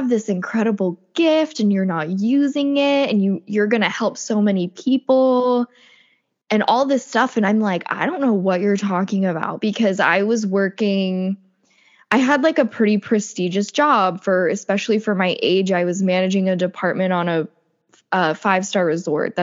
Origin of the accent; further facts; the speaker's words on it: the South, United States; I grew up in the South and I was raised Catholic